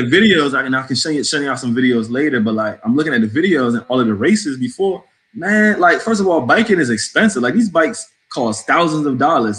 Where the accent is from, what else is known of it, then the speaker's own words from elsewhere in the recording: New England, United States; accent: New England; also born or lived in New Jersey / Connecticut; now in Washington, D.C., United States; like I sound like I'm from New England. I'm a New England boy.